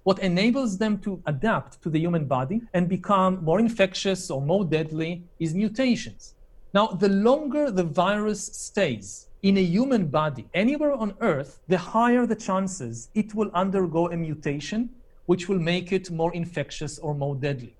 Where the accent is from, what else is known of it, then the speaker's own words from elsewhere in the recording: Israel; my home country of Israel